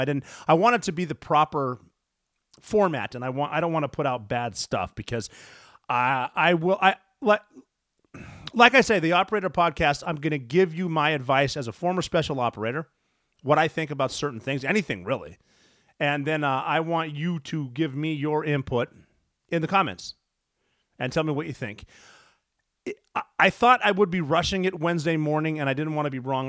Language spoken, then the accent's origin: English; Montana, United States; my home state of Montana.